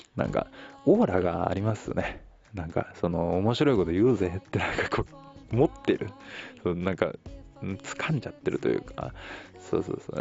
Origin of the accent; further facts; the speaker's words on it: Tokyo, Japan; 僕は東京生まれ